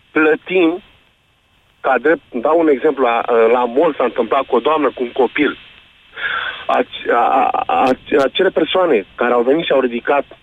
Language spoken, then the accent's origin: Romanian; Romania; Trăim în România și pentru Uh, suntem români și avem dreptul să ne exprimăm.